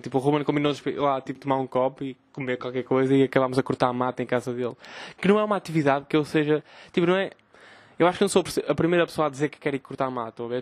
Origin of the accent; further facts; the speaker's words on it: Vila Nova de Gaia, Norte, Portugal; also born or lived in Porto; sou de Gaia